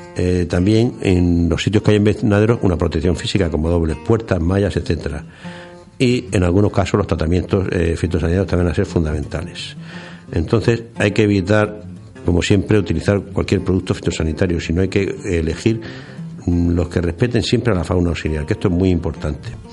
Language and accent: Spanish; Region of Murcia, Spain; aquí en Murcia nos afecta más porque somos una provincia eminentemente agrícola